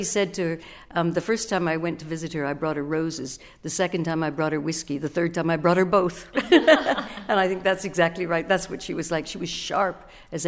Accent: Canada; moved away as an adult; also born or lived in Britain; now in United Kingdom; I'm Canadian, I was new to Britain

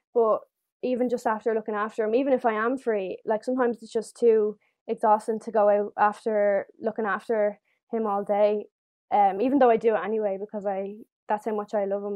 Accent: Dublin, Leinster, Ireland; I'm 18 years old and I'm from Dublin

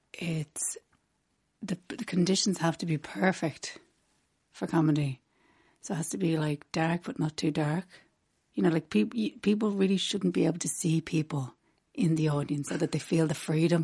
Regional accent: Rathfarnham, Leinster, Ireland; I'm from Rathfarnham.

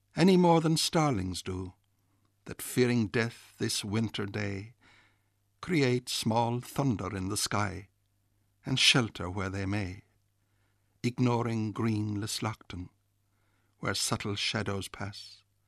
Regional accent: North Kerry, Munster, Ireland; In the parish I was born in Reardon, Valley Longford in North Kerry

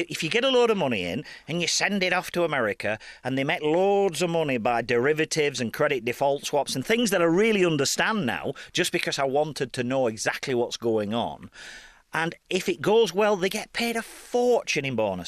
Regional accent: Burnley, North West England, United Kingdom

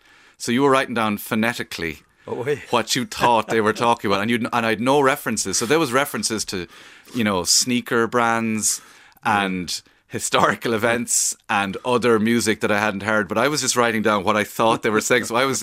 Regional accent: Cork, Munster, Ireland; accent: Cork accent; because my accent's kind of neutral because my mother's from Kilkenny, so I'm sort of, I'm not a pure Cork accent or breed.

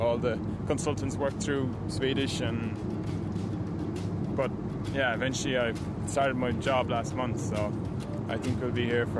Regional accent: Foxford, Connacht, Ireland; moved away as an adult; now in Stockholm, Sweden; I come from Foxford, Mayo. And I moved to Stockholm in October of last year.

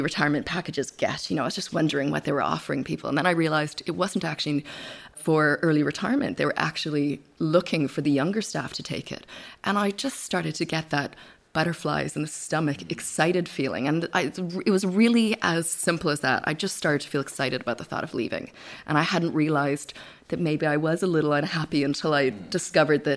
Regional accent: Victoria, British Columbia, Canada; also born or lived in Vancouver; now in Ireland; We moved from Vancouver to Victoria, and we grew up there

